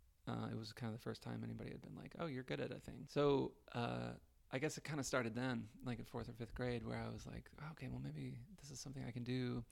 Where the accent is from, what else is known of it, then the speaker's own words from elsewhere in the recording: Juneau, Alaska, United States; In Juneau, Alaska.